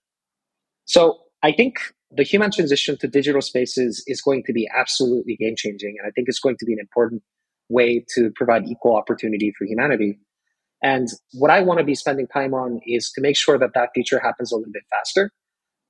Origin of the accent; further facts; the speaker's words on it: South Korea; When I was growing up in Korea